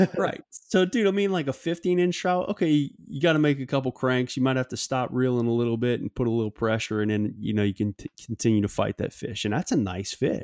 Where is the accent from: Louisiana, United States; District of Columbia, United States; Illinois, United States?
Louisiana, United States; my home state of Louisiana